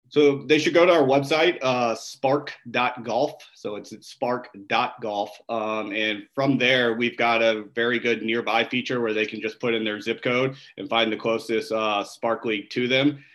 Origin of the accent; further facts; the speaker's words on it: O'Fallon, Illinois, United States; growing up, my my family owned an ice cream uh, store in in our hometown of O'Fallon, Illinois. I'm from the Midwest